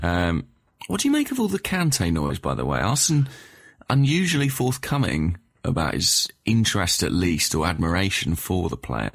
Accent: England, United Kingdom; as an Englishman

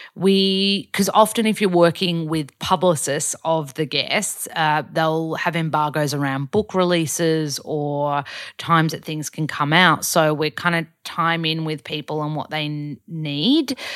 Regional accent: Australia; accent: ocker Australian; I'm really Aussie.

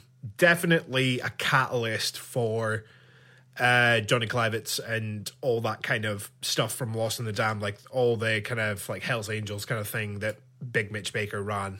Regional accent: Scotland, United Kingdom; me being Scottish and so proud of it, I find that offensive.

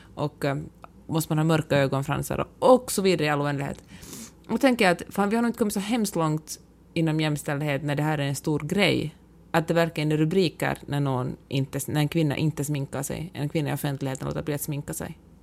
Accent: Finland; moved away as an adult; now in California, United States; hemma i Finland

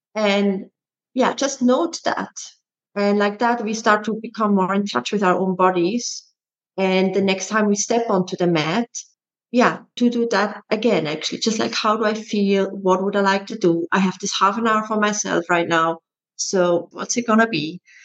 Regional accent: Switzerland; moved away as an adult; also born or lived in Netherlands; I'm originally from Switzerland and I emigrated to the Netherlands to become a dancer when I was 19.

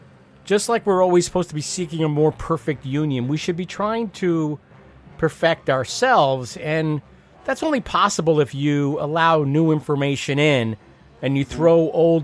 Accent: New Jersey, United States; I'm from across the river.

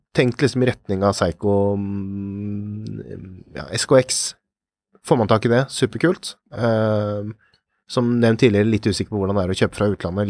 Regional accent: Norway; for oss her hjemme i Norge

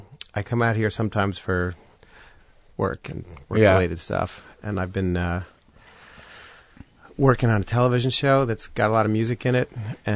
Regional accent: Montclair, New Jersey, United States; also born or lived in Manhattan; I grew up in Manhattan as a little kid, and then Montclair, New Jersey for most of my upbringing.

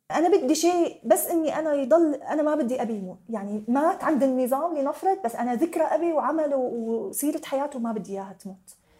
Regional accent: Syria; now in Lebanon; ولا بفكر اني ارجع على سوريا ابدا

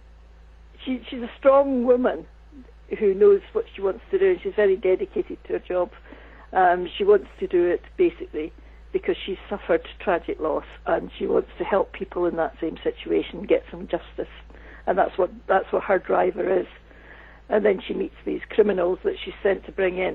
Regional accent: Scotland, United Kingdom; moved away as an adult; also born or lived in United States; I did work in the States for many years, and there's one thing I know, it's about working in the USA as a Scottish woman

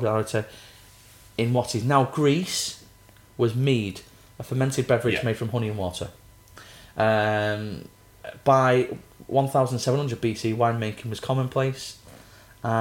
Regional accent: Manchester, North West England, United Kingdom; I'm from Manchester.

